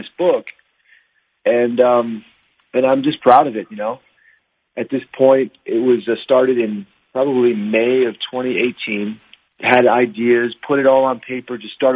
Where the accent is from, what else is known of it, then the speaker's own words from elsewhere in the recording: Virginia, United States; now in Utah, United States; So I'm from Virginia originally, but I live in Utah right now.